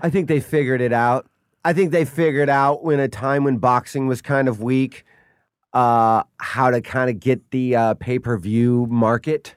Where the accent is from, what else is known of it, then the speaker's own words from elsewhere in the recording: outside Chicago, Illinois, United States; moved away; also born or lived in Muncie, Indiana; I grew up right outside Chicago